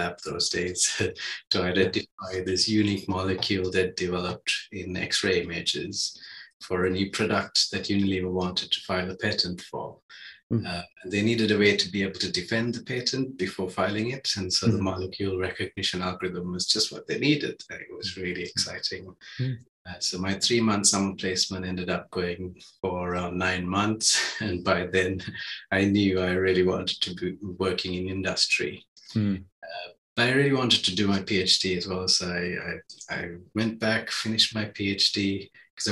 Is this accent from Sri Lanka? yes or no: yes; Sri Lanka; moved away; I grew up in Sri Lanka